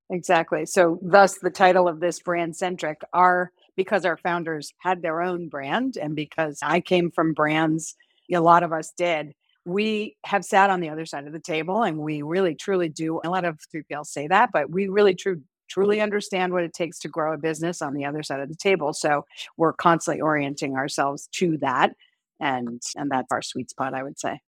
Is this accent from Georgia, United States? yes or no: no; Chappaqua, New York, United States; also born or lived in Pennsylvania; I grew up in Chappaqua, New York, actually, it's about an h, hour north of the city